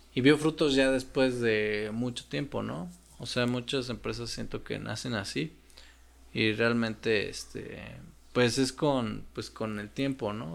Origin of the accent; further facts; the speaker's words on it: Mexico; also born or lived in Russia; nosotros como mexicanos y otros países necesitamos visa para Rusia